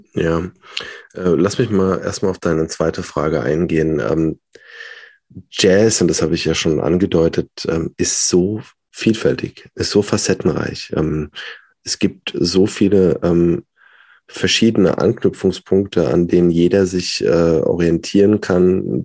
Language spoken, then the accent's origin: German; Worms, Rhineland-Palatinate, Germany; also born or lived in Mannheim / Hildesheim / Berlin; bin gebürtiger Wormser.